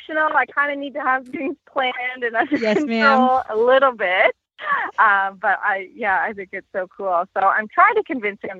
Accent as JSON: {"language": "English", "area": "Lake Huron", "region": "Ontario", "country": "Canada", "tie": "born or raised there", "said": "my hometown is on Lake Huron"}